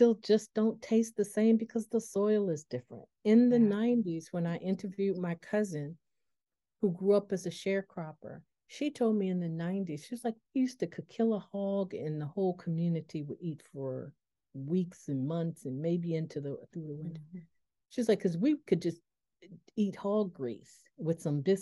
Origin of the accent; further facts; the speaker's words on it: Buffalo, New York, United States; also born or lived in the South, United States; now in Washington, D.C. area, United States; a product of the Northeast, being growing up in Buffalo